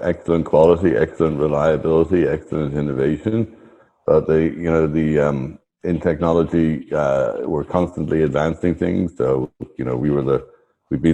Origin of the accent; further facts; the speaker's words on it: Ireland; I am Irish.